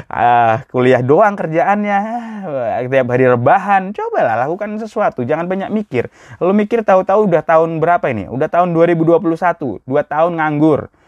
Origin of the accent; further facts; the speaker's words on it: Java, Indonesia; Saya orang Jawa, asli Jawa.